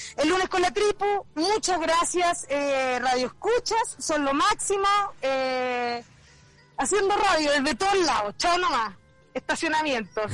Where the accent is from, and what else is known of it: Chile